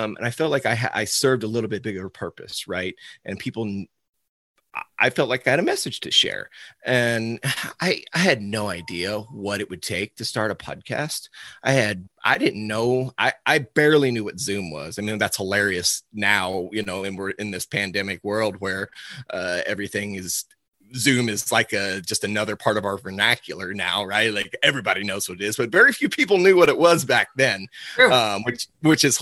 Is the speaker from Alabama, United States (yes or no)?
no; Cuba, Missouri, United States; I'm from Cuba, Missouri, just a little outside St. Louis. I was born and raised on my father's cow-calf operation.